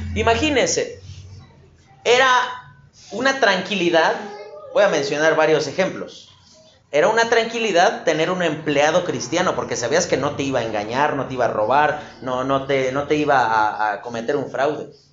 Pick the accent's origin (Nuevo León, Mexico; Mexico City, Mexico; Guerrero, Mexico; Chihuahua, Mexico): Mexico City, Mexico; como buen chilango